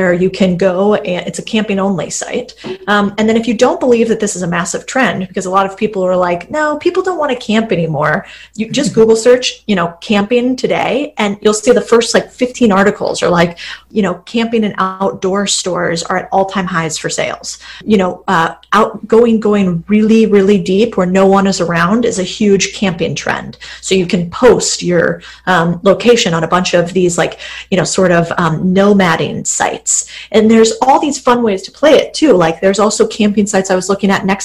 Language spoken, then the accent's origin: English; Arizona, United States; I'm from Arizona